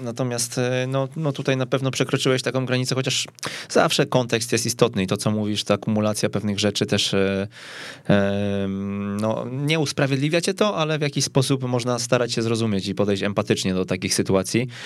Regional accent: Kępno, Greater Poland, Poland; pochodzę z Kępna

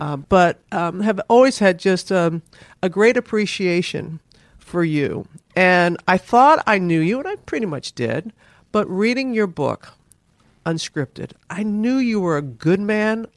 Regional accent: Mississippi, United States; growing up in Mississippi

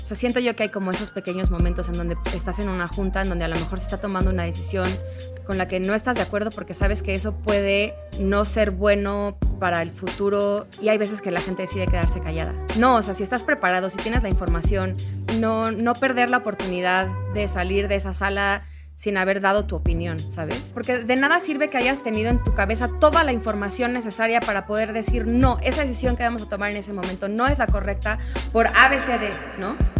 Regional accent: Mexico; somos mexicanos comprometidos con impulsar a nuestro país a un lugar mejor

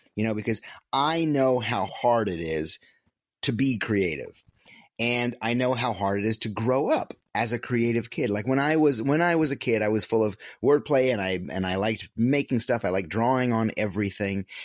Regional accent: upstate New York, United States; moved away as an adult; my hometown, a little small upstate upstate New York hometown

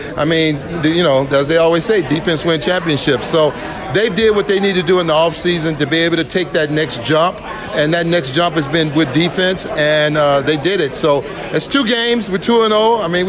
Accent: Las Vegas, Nevada, United States; Growing up in Las Vegas and for this youth now today to have this opportunity, it's an exciting time for them.

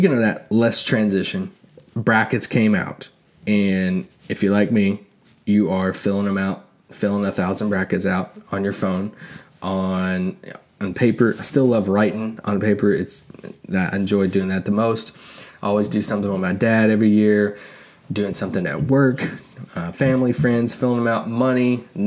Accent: Kentucky, United States; moved away; I grew up in Kentucky

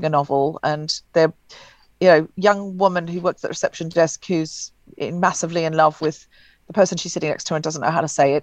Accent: Queensland, Australia; moved away; I'm from Queensland in Australia originally

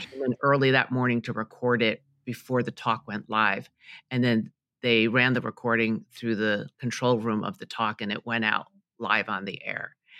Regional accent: New York City, New York, United States; I grew up in Queens, New York

